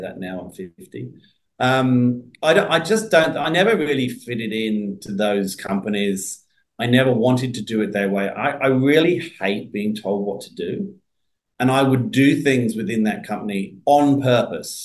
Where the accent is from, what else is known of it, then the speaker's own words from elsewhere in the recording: Surrey, South East England, United Kingdom; moved away as an adult; also born or lived in London; now in Australia; I grew up in Surrey. which is just outside London